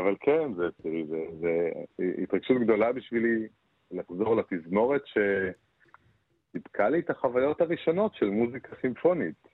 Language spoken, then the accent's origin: Hebrew; Beersheba, Southern District, Israel; born or raised there